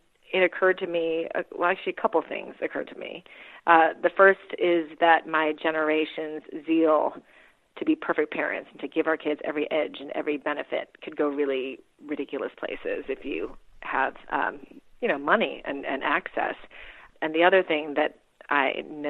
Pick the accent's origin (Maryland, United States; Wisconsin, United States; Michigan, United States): Wisconsin, United States; moved away as an adult; also born or lived in Philippines / Princeton, New Jersey / Manhattan, New York; we moved to Wisconsin when I was six in the late 1970s